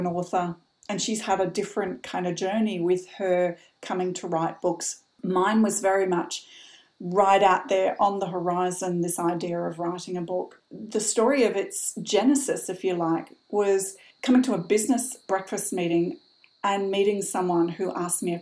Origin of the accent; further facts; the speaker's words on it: Brisbane, Queensland, Australia; moved away as an adult; also born or lived in Sydney / London; my hometown, which for those of you from Australia listening, was Brisbane in the mid-80s